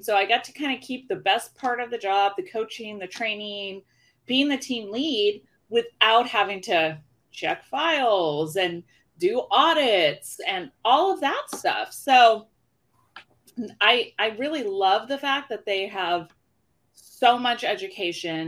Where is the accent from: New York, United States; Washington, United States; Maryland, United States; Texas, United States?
Washington, United States; Issaquah; also born or lived in California; I grew up in Issaquah, Washington.